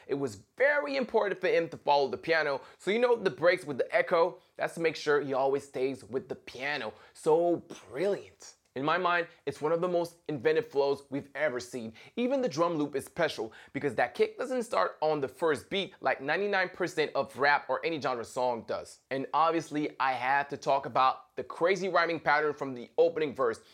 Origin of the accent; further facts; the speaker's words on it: Montreal, Quebec, Canada; being a Canadian from Montreal